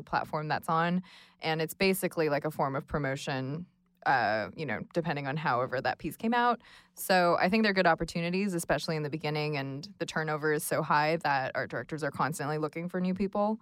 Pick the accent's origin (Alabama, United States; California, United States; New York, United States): California, United States; Los Angeles; now in Brooklyn, United States; I am based in Brooklyn, but I'm originally from Los Angeles